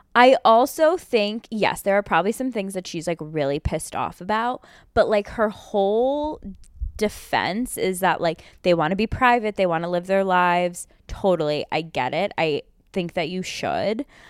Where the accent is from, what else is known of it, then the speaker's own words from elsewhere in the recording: United States; as an American